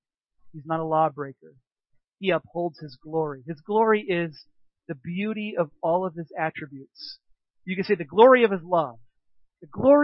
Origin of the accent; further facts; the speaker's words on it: United States; I was raised in America